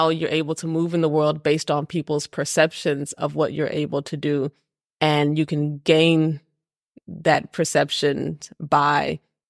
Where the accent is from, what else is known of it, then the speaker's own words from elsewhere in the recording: Texas, United States; moved away as an adult; now in Copenhagen, Denmark; I grew up in Texas.